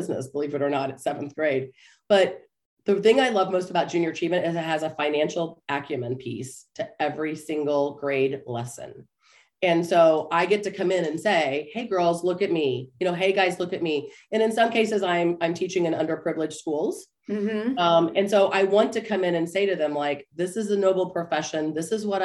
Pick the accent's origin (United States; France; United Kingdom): United States; Topeka, Kansas; I grew up in Topeka, Kansas